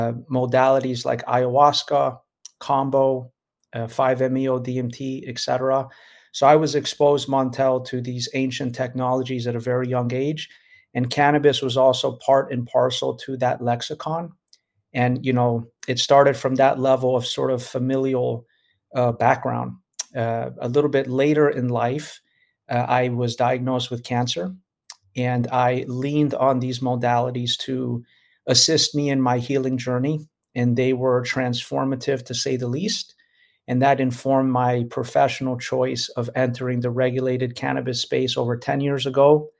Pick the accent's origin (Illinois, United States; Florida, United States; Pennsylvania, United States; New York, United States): Florida, United States; Miami; also born or lived in Los Angeles; I grew up in Miami, Florida. My ethnicity is Cuban-Brazilian. My mom is Brazilian. My father's from Cuba.